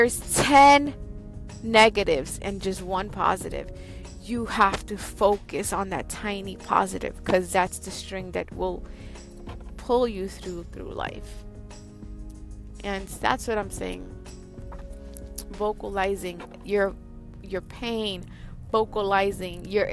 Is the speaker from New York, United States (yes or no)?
yes; New York, United States; I'm from New York, Queens